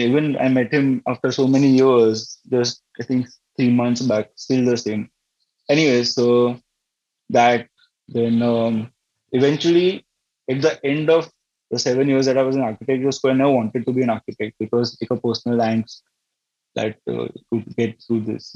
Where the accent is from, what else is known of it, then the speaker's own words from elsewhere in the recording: Navsari, Gujarat, India; we ended up back in uh, Navsari, my hometown